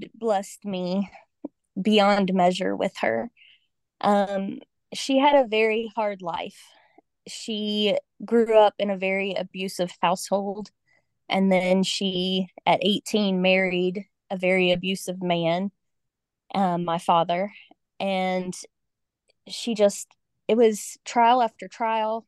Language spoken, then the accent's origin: English; Georgia, United States; moved away as an adult; I grew up in Georgia, and my family is still in Georgia